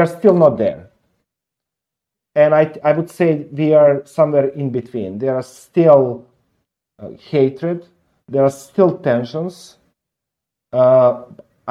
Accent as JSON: {"language": "English", "country": "Serbia", "said": "I'm from Serbia"}